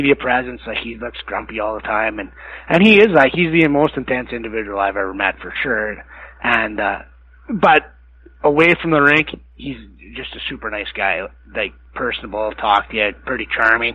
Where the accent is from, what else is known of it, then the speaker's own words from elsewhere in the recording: Medicine Hat, Alberta, Canada; I come from Medicine Hat